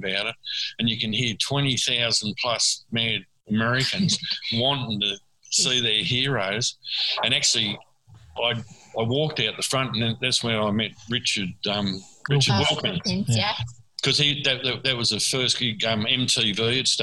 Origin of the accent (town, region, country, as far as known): Australia